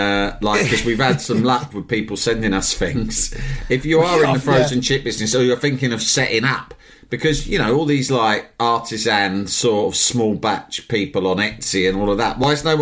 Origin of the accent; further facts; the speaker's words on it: Algeria; English is a second language; moved away; I grew up in Algeria. No Dick Turpin there. No, we don't have program like that.